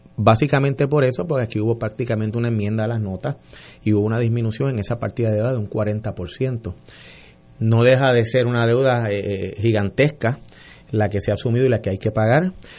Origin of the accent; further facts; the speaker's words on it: San Juan, Puerto Rico; soy un, un sanjuanero de 50 años